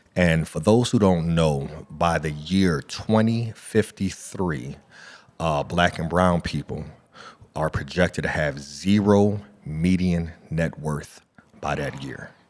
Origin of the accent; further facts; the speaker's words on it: Akron, Ohio, United States; growing up in Akron, Ohio